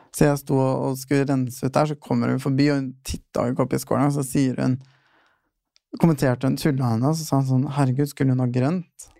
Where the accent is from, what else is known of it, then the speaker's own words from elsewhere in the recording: Fredrikstad, Østfold, Norway; now in Oslo, Norway; flytta hjem eh, rett før jeg tok uh, fagbrevet. Uh, mm. Og så bodde jeg litt hjemme og jobba hjemme